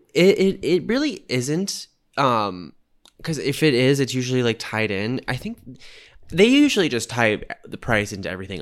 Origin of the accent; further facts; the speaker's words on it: United States; I'm in the minority as the American there